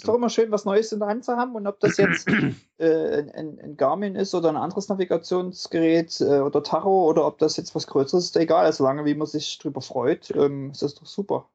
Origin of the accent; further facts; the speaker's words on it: about 20 km from Leipzig, Saxony, Germany; ich komme ja sozusagen nicht ganz aus Leipzig